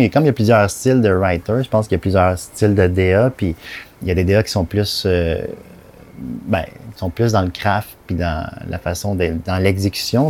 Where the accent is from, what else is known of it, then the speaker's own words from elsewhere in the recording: Candiac, Quebec, Canada; je viens de Candiac, sur la rive sud, magnifique banlieue.